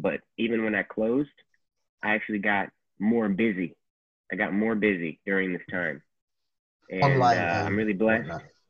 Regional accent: Georgia, United States; born there; I was born in Georgia. I was born in Suquamish. Which is on the coast.

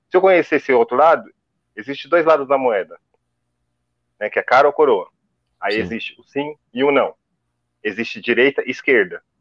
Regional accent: São Paulo, Brazil; E, cara, sou de Itaquera, 36 anos moro aqui.

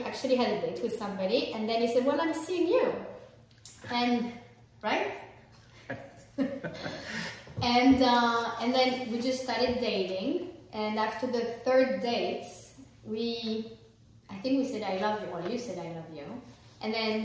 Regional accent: France; moved away; I'm French, I'm not American.

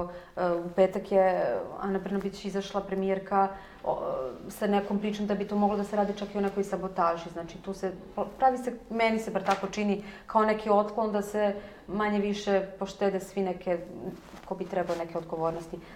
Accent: Vojvodina, Serbia; ja sam iz Vojvodine

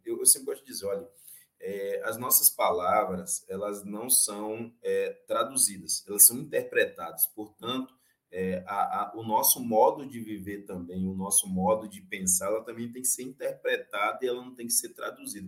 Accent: Santa Cruz Cabrália, Bahia, Brazil; minha aldeia fica aqui no estado da Bahia, no município de Santa Cruz Cabralha

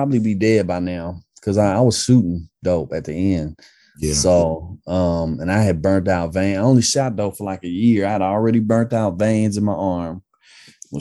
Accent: Oakland, California, United States; I grew up in East Oakland, born and raised out here

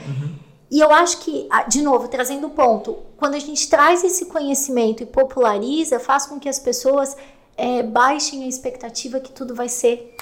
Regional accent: Serra Catarinense, Santa Catarina, Brazil; eu sou da Serra Catarinense, então eu venho dessa coisa

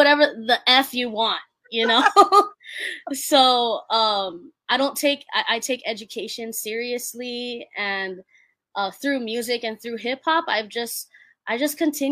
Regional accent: Hawaii, United States; I'm just a Hawaii kid. I'm Filipino

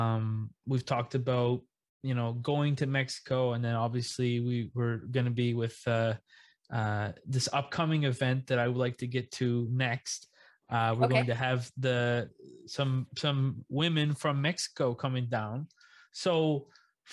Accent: Yarmouth, Nova Scotia, Canada; I'm from a small town in Yarmouth, okay, fishing community.

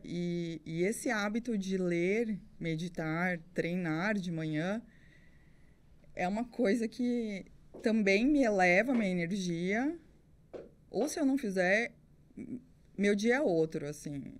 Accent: Sertãozinho, São Paulo, Brazil; also born or lived in Cafelândia; eu sou de Cafelândia, fui criada em Sertãozinho

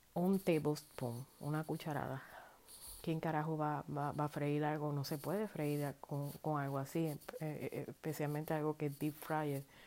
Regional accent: Puerto Rico; yo llevo en la sangre como puertorriqueña

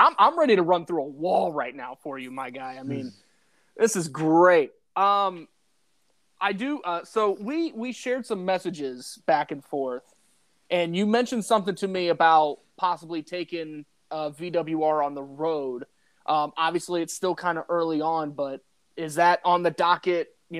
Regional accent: Indiana, United States; Scott, we're from Indiana.

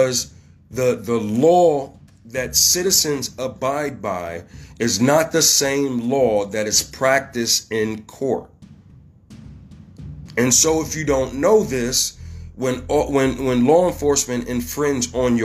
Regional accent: Ohio, United States; here in my home state, Ohio

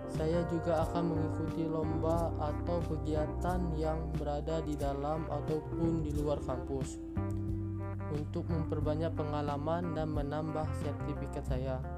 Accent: South Sumatra, Indonesia; Saya lahir dan tinggal di Kabupaten Muara ini. Provinsi Provinsi Sumatera Selatan.

